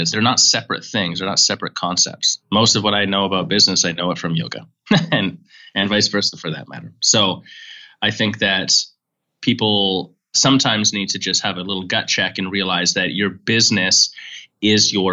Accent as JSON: {"language": "English", "country": "Canada", "also_born_or_lived": "San Francisco", "moved": "yes", "said": "I'm from Canada originally"}